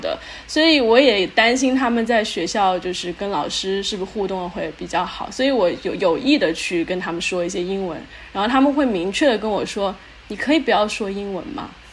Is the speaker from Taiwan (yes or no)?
no; China; now in Houston, United States; 因为我和我先生都是中国人嘛